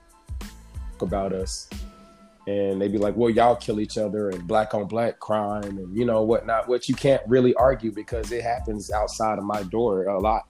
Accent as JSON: {"language": "English", "town": "Chicago", "region": "Illinois", "country": "United States", "tie": "born or raised there", "moved": "yes", "lives_now": "Indianapolis, United States", "said": "I'm originally from Chicago, but I obviously reside in Indiana"}